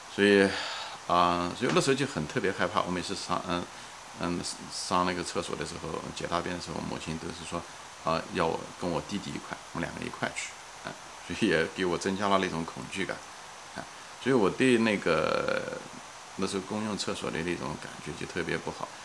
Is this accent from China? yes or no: yes; Ma'anshan, Anhui, China; 我的故乡是在，嗯，安徽省马鞍山市一个郊外的一个山区，一个镇子，叫象山，是一个矿山